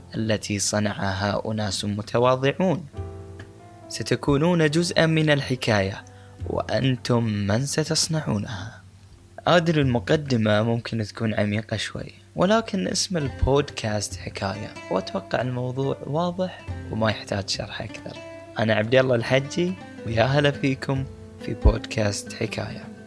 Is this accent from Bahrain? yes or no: yes; Bahrain; أنا من البحرين والغوص مهنة الأجداد